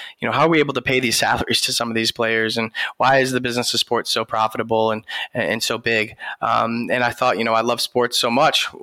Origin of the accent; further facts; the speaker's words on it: New York, United States; I was born in New York, grew up playing sports